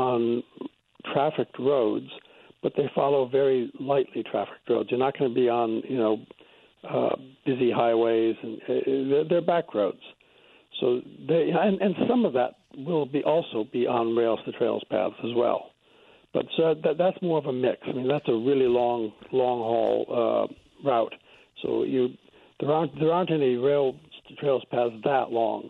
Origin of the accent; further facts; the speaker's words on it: New Hampshire, United States; moved away as an adult; also born or lived in Australia; now in United Kingdom; I grew up in New Hampshire, but I emigrated to Australia many, many years ago. And spent most of my life there until I came to Britain a few years ago.